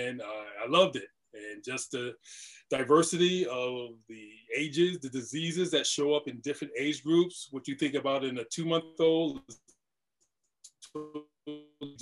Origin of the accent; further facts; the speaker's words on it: East Coast, United States; moved away as an adult; now in Los Angeles, United States; I'm originally from the East Coast